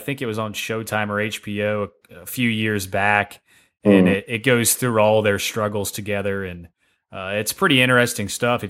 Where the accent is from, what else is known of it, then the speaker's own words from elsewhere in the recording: Tennessee, United States; I'm from Tennessee